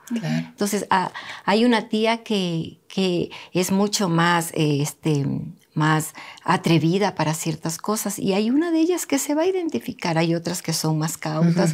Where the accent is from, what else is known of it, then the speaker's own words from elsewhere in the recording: Manabí, Ecuador; donde yo me crié, me crié en un pueblo tan bonito allá en Manabí